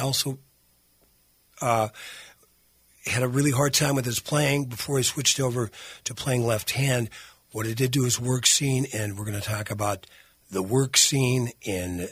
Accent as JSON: {"language": "English", "town": "Virginia", "region": "Minnesota", "country": "United States", "tie": "born or raised there", "said": "I was a weekend DJ on WHLB in my hometown of Virginia, Minnesota."}